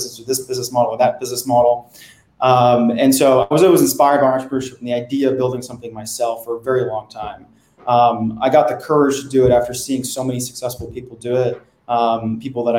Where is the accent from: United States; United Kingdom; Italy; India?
United States; New Jersey; moved away as an adult; also born or lived in Boston; now in New York, United States; I grew up in New Jersey. So I was always staring across the river at New York